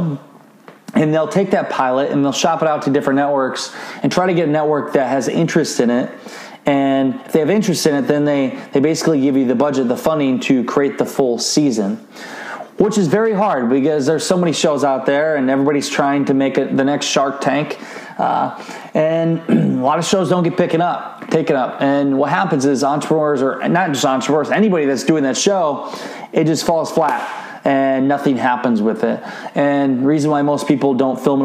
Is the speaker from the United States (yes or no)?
yes; Iowa, United States; my hometown of Garnerville, Iowa